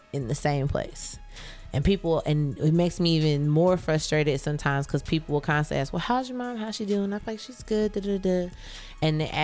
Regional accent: Richmond, Indiana, United States; moved away; I'm from a small town, Richmond, everybody knew everybody

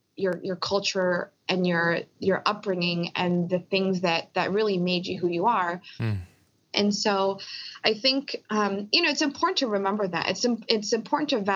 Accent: Philadelphia, Pennsylvania, United States; I was born in Philly with my parents, but my parents are from Korea.

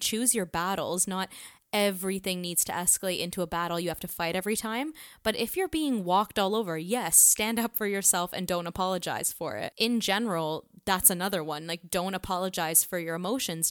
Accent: Canada; being a Canadian and a woman

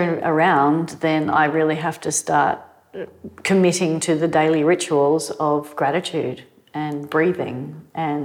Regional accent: Manly, New South Wales, Australia; growing up in Manly

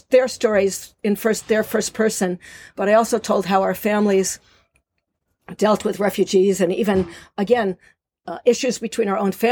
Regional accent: Eilat, Southern District, Israel; recently in September, I published a novel, which also takes place in Eilat in my hometown.

